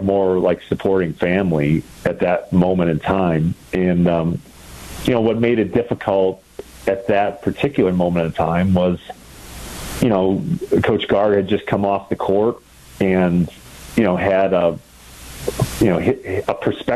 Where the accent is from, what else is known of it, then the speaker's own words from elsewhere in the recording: just outside of Milwaukee, Wisconsin, United States; I grew up just outside of Milwaukee